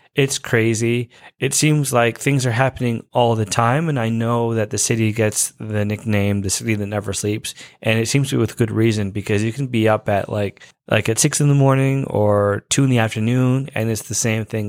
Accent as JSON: {"language": "English", "country": "Canada", "lives_now": "Toronto, Canada", "said": "I am Canadian and I'm actually in Toronto"}